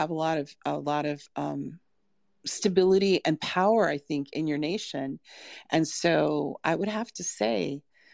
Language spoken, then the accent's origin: English; Wisconsin, United States; moved away as an adult; also born or lived in Monterey, California; now in Russia; I grew up rurally. I'm from California in Monterey, but then our family moved to Wisconsin.